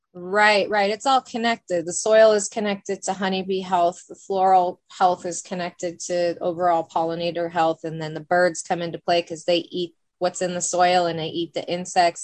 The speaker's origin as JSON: {"language": "English", "town": "Bend", "region": "Oregon", "country": "United States", "tie": "born or raised there", "said": "I'm born and raised in Bend, OG Bendite"}